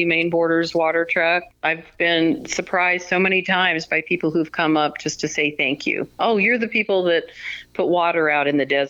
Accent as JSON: {"language": "English", "region": "Colorado", "country": "United States", "tie": "born or raised there", "said": "I grew up in Colorado"}